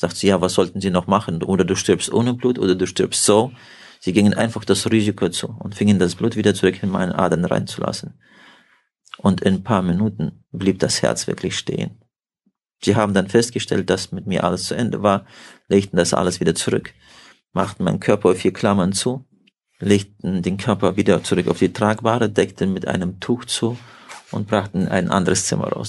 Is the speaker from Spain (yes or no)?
no; Kazakhstan; moved away as an adult; also born or lived in Siberia; Ich bin in Kasachstan geboren